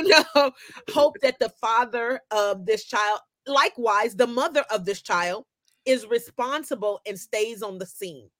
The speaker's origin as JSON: {"language": "English", "town": "Oakland", "region": "California", "country": "United States", "tie": "born or raised there", "also_born_or_lived": "Meadowview, Sacramento / Compton", "said": "I grew up in Oakland and in Meadowview and in Compton"}